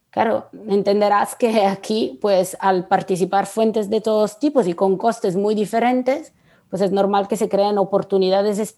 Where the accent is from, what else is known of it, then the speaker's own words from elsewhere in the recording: Italy; Spanish is a second language; yo no lo entenderé porque soy italiana.